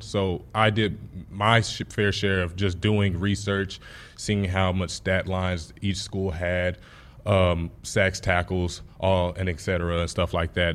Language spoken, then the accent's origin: English; Texas, United States; moved away as an adult; now in Nebraska, United States; Texas was my hometown